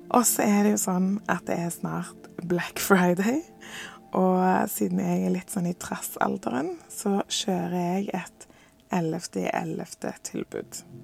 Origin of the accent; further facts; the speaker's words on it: Norway; moved away as an adult; jeg tilbake til Norge og til hjembyen min